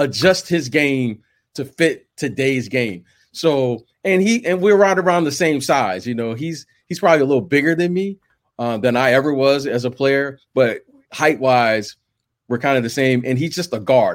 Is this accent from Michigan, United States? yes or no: yes; Detroit, Michigan, United States; I'm from Detroit, right? That's Motown.